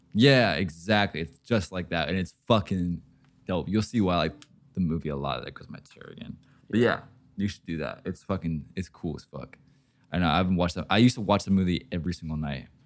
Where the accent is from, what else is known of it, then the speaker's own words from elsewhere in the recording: Oregon, United States; I'm from Oregon.